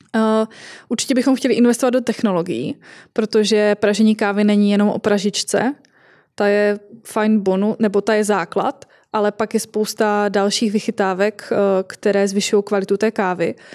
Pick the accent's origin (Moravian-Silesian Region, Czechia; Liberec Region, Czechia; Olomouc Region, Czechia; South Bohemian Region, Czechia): Moravian-Silesian Region, Czechia; u nás v Moravskoslezském kraji